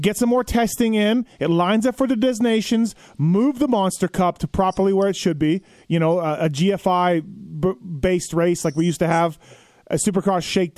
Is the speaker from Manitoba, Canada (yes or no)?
yes; Manitoba, Canada; moved away; growing up in Manitoba